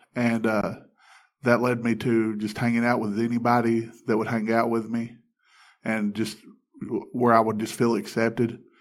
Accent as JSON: {"language": "English", "region": "Alabama", "country": "United States", "tie": "born or raised there", "said": "I grew up in Alabama"}